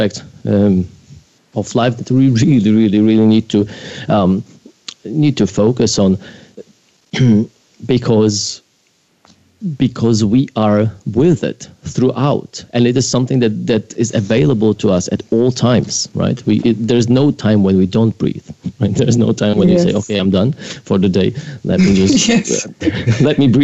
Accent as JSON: {"language": "English", "country": "Poland", "tie": "born or raised there", "moved": "yes", "said": "I grew up in Poland"}